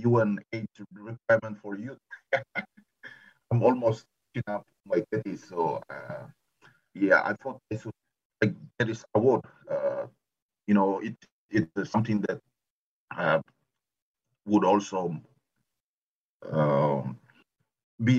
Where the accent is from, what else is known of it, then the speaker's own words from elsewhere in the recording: Papua New Guinea; I'm actually from Papua New Guinea